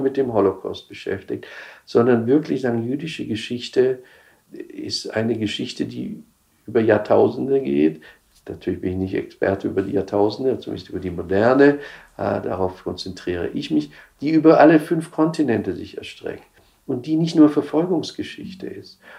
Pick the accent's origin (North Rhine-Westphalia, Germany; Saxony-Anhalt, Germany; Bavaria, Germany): Bavaria, Germany; Upper Palatinate; moved away as an adult; also born or lived in Israel / New York; now in Munich, Germany; ich bin halt in Bayern, in der Oberpfalz aufgewachsen